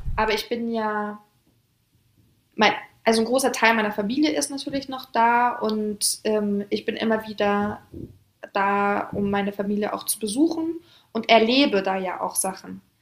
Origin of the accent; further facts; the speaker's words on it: Hamburg, Germany; also born or lived in Paris, France; bin gebürtige Französin. Das heißt, ich bin in einem Vorort die ersten Jahre aufgewachsen in Paris, Frankreich und bin mit ungefähr sechs, sieben Jahren nach Hamburg gezogen, nach Deutschland.